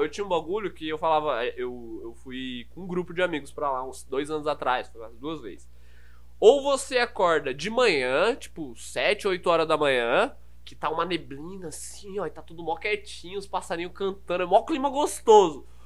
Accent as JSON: {"language": "Portuguese", "town": "Carapicuíba", "region": "São Paulo", "country": "Brazil", "tie": "born or raised there", "accent": "interior (caipira) accent", "said": "eu sou natural da Zona Oeste. Basicamente, minha vida sempre foi na Zona Oeste, ali, Carapicuíba."}